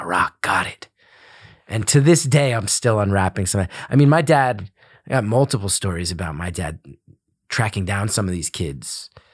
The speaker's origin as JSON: {"language": "English", "town": "West Orange", "region": "New Jersey", "country": "United States", "tie": "born or raised there", "said": "Grew up in a town called West Orange. Uh, it's a suburb of Newark, New Jersey"}